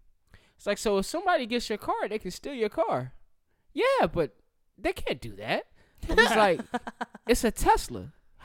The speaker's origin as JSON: {"language": "English", "region": "the South", "country": "United States", "said": "I'm a Southerner through and through, man."}